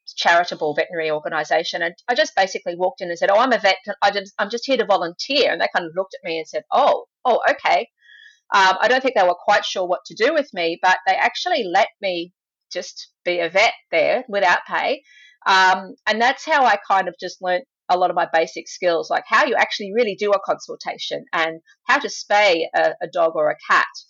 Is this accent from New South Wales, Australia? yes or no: yes; Sydney, New South Wales, Australia; also born or lived in England; I grew up in Sydney, Australia